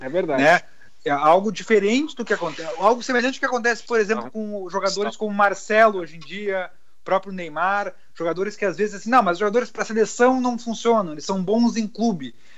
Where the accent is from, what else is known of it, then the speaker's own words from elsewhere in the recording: Rio Grande do Sul, Brazil; nós somos do Rio Grande do Sul